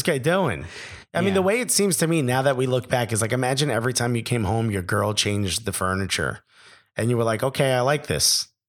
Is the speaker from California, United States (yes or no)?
no; New York, United States; accent: New York; It's like when I went to LA and I came back and my New York accent was hard, like was bigger.